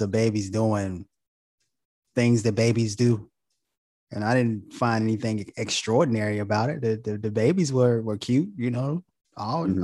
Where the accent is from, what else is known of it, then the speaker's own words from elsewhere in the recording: Goldsboro, North Carolina, United States; now in Charlotte, United States; we from Goldsboro, North Carolina.